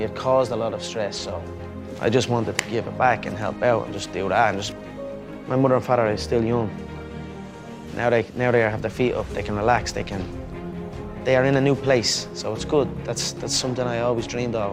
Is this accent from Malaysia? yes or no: no; Ireland; my home country.